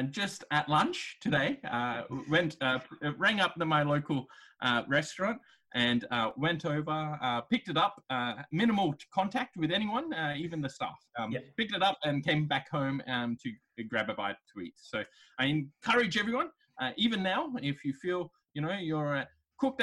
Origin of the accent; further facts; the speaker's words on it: Brisbane, Queensland, Australia; I grew up here. I grew up in Runcorn. I'm a Runcorn product